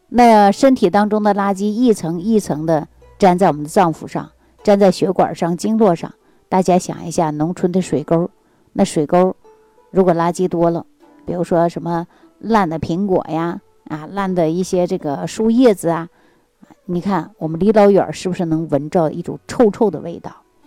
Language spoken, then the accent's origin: Chinese; Jilin, China; now in Xi'an, China; 我老家是在吉林的